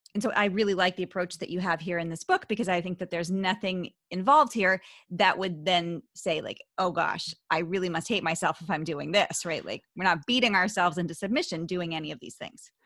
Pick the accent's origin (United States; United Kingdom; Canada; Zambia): United States; Philadelphia, Pennsylvania; accent: Philly; my Philly accent